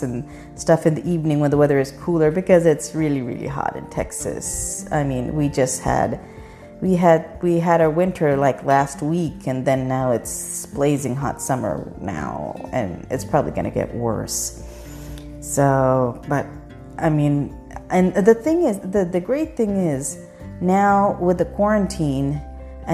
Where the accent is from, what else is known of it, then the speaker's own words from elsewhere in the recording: Pakistan; now in United States; when I was growing up in Pakistan, our schools were never this long.